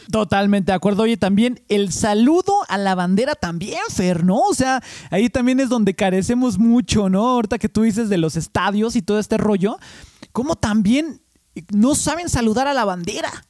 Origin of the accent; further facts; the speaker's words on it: Mexico City, Mexico; ya eché raíces aquí en México. Eh, digo, en la Ciudad de México